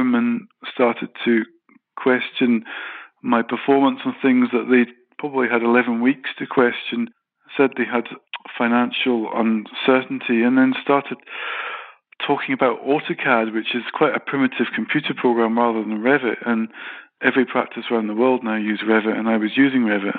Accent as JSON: {"language": "English", "town": "Glasgow", "region": "Scotland", "country": "United Kingdom", "said": "I'm qualified British Scottish architect"}